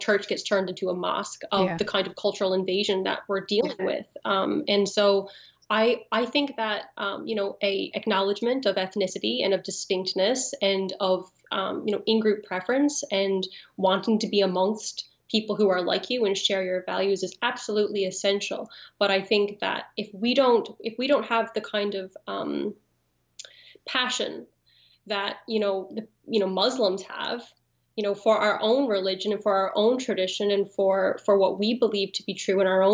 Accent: Newfoundland and Labrador, Canada; moved away as an adult; I grew up in Newfoundland

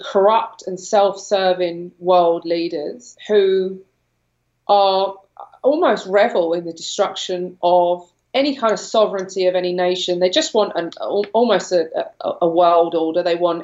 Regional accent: London, United Kingdom; moved away as an adult; I'm from London. I grew up in London. I no longer live there

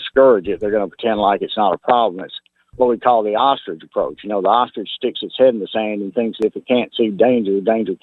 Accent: Memphis, Tennessee, United States; I grew up in Whitehaven

